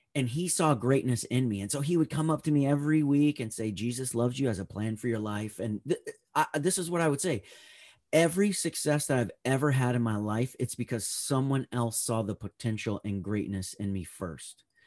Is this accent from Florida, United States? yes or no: no; Northern California, United States; I grew up in Northern California